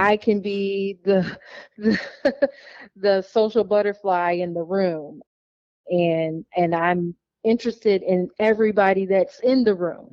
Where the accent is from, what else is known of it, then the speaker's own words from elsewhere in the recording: Illinois, United States; also born or lived in Wauwatosa, Wisconsin; I found an aunt who lived in my hometown where I grew up at in Illinois